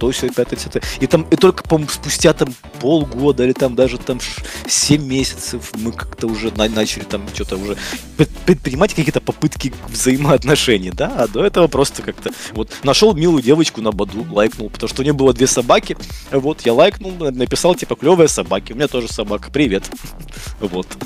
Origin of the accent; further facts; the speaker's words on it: Kyiv Oblast, Ukraine; born there; родился под Киевом, и я мечтал, что вот я там приеду в Киев, буду жить в большом городе